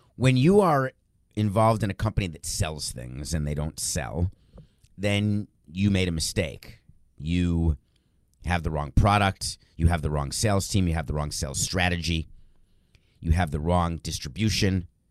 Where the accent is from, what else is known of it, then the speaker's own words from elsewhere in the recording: New York, United States; I'm a New Yorker, moved there in nineteen seventy-four. I was young, I was a kid